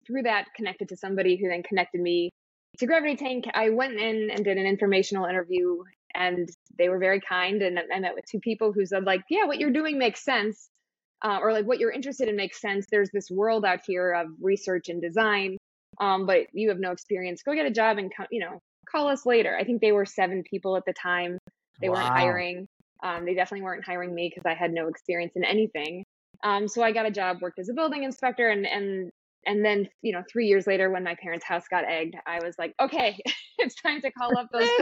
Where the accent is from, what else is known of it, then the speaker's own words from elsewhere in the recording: Lincolnwood, Illinois, United States; I grew up outside Chicago, a suburb called Lincolnwood, just outside the city.